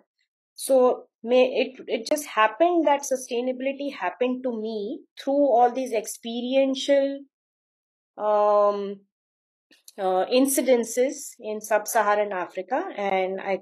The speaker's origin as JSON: {"language": "English", "town": "Bhopal", "region": "Madhya Pradesh", "country": "India", "tie": "born or raised there", "moved": "yes", "said": "I grew up in Bhopal in Madhya Pradesh, in the state of Madhya Pradesh in India"}